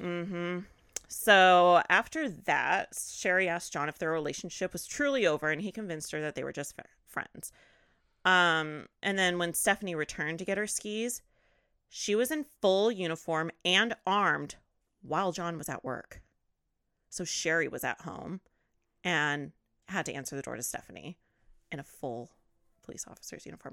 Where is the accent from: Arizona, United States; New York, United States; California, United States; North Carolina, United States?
California, United States; I grew up, born and raised in California